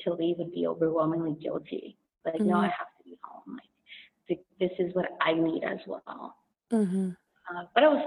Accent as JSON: {"language": "English", "town": "Los Angeles", "region": "California", "country": "United States", "said": "I'm from East"}